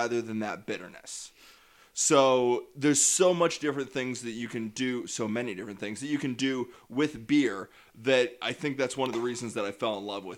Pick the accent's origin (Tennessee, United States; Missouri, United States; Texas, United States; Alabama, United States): Missouri, United States; Platte City; also born or lived in St. Joseph, Missouri / Maryville, Missouri / North Kansas City, Missouri; I was born in St. Joe, raised in Platte City. I went to school in Maryville, which are all in northwestern Missouri here. And I landed in North Kansas City.